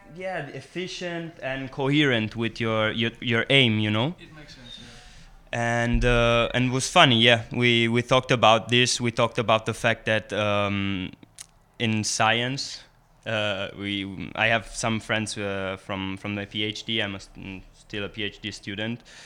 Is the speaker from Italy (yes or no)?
yes; Italy; English is a second language; now in San Sebastian, Spain; I'm from Italy originally, but I'm coming from San Sebastian in Basque Country